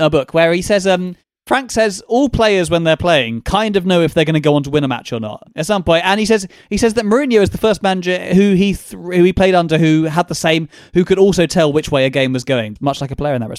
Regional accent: London, United Kingdom; Maybe it's because I'm a Londoner.

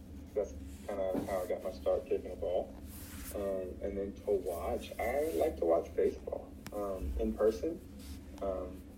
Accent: North Carolina, United States; growing up in North Carolina, the closest baseball team was the Braves

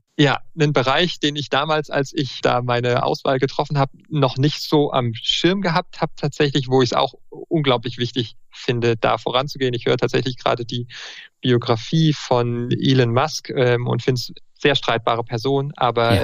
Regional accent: Marburg, Hesse, Germany; moved away as an adult; also born or lived in Münster / Würzburg; now in Freiburg, Germany; Ich bin in Marburg groß geworden, war in Münster dann zum Studium, in Würzburg und bin jetzt in Freiburg

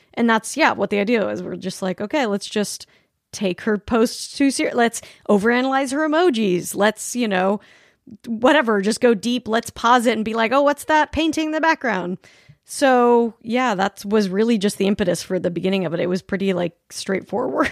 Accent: Salt Lake City, Utah, United States; I grew up in Salt Lake City

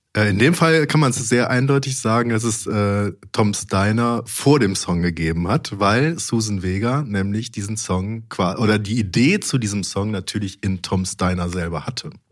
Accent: Mönchengladbach, North Rhine-Westphalia, Germany; in Mönchengladbach, da wo ich herkomme

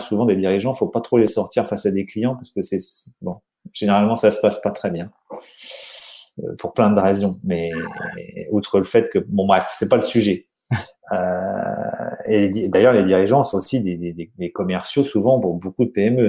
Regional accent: Normandy, France; moved away as an adult; now in South of France, France; je suis un Normand euh, expatrié dans, dans le sud de la France par amour

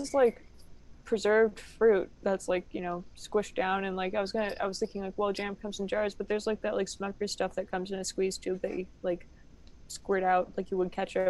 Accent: United States; I'm too American for that.

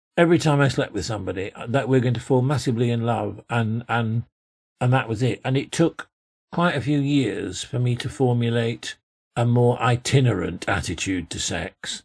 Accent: Yorkshire and the Humber, United Kingdom; I came from Yorkshire

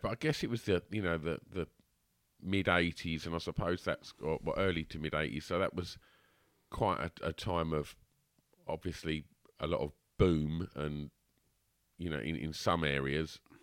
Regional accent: Basildon, East of England, United Kingdom; I'm still in the thick of it, you know, day to day, like, treading my way through this shit that is my hometown

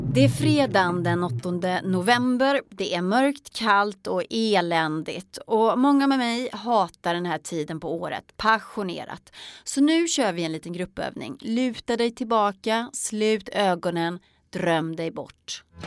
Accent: Sweden; tänker jag som svensk

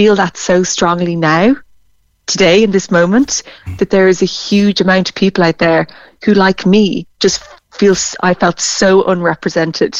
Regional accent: Ireland; we identify with our nationality. You'd say nearly like, I'm Irish

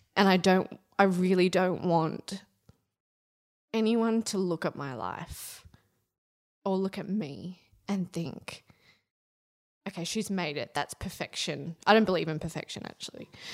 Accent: Central Coast, New South Wales, Australia; I grew up on the Central Coast because my family couldn't afford to live in Sydney

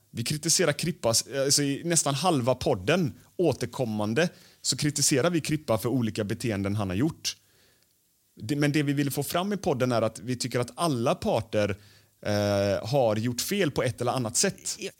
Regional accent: Gothenburg, Västra Götaland, Sweden; Jag är ju från Göteborg.

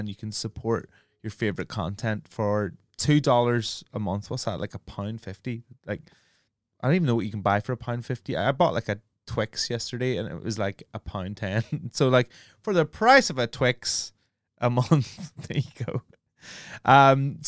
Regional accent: Ireland; I'm Irish. Like, it was an affront to my heritage.

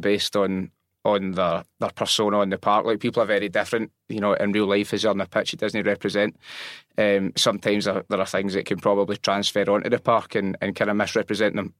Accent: Robroyston, Scotland, United Kingdom; I grew up in Rob Royston

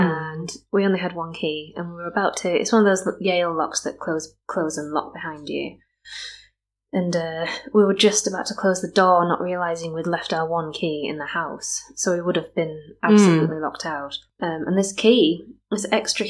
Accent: Skipton, Yorkshire and the Humber, United Kingdom; I'm from Skipton originally.

